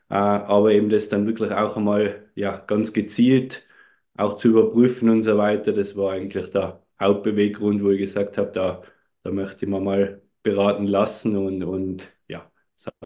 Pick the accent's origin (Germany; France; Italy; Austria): Austria; Tyrol; Wie man unschwer ein wenig erkennen oder hören kann, komme ich aus Tirol, aus Österreich.